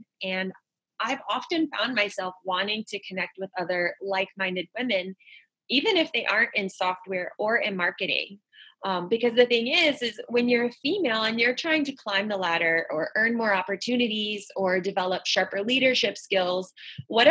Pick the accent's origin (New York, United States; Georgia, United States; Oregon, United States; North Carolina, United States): North Carolina, United States; moved away as an adult; now in Florida, United States; I grew up in North Carolina